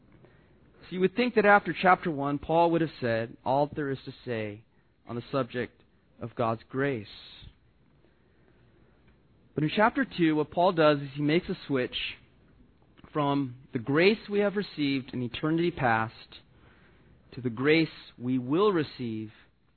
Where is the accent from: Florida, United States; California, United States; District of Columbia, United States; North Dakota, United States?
California, United States; Southern; growing up in Southern California